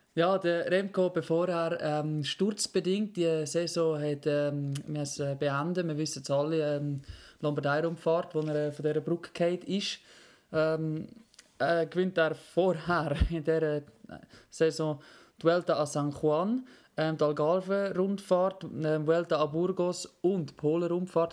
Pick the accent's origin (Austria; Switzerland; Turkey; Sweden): Switzerland; als Schweizer